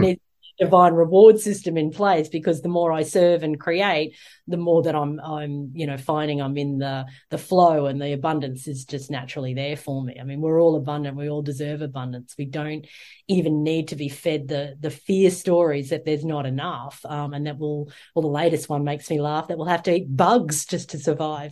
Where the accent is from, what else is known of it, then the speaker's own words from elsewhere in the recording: Australia; the Australians, uh, our in, original people